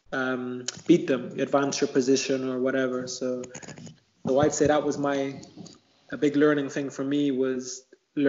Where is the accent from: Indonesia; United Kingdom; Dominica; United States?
United Kingdom; Bristol, South West England; where I grew up in Bristol, it was a housing estate called Easton.